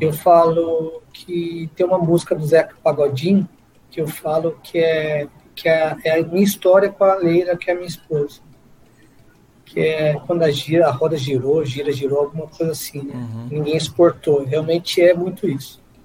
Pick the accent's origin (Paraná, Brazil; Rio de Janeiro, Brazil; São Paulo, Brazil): São Paulo, Brazil; Guaratinguetá; moved away as an adult; now in São José dos Campos, Brazil; Nascido e criado em Guaratinguetá, já fazem quase aí 30 anos que eu estou na região de São José dos Campos